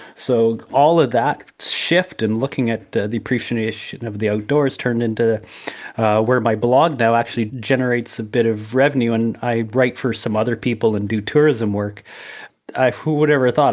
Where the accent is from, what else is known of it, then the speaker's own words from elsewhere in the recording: Brooks, Alberta, Canada; moved away as an adult; also born or lived in Medicine Hat / Saskatchewan; where I grew up in Brooks